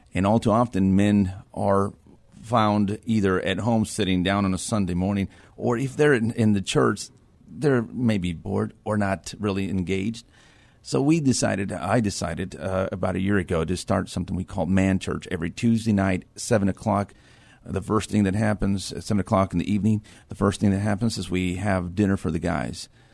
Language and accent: English; Edinburg, Texas, United States; moved away as an adult; now in New Braunfels, United States; I'm from Edinburgh, Texas